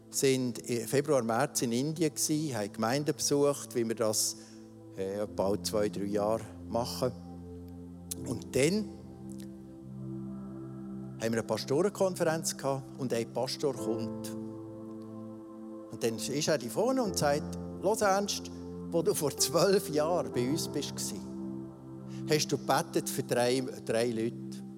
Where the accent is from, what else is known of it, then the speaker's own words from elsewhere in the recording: Switzerland; das wir aus Luther Höflichkeit, so sind wir Schweizer eben, uns angeeignet haben.